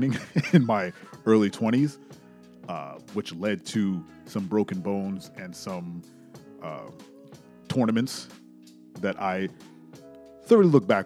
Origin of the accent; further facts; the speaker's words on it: New York City, New York, United States; me growing up in New York City